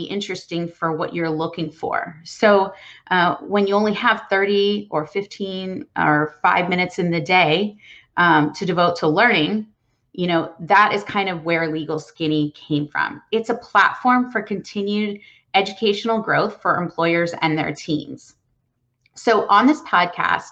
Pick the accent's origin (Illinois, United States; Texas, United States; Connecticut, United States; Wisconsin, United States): Texas, United States; I was born and raised in Texas, and I love it here.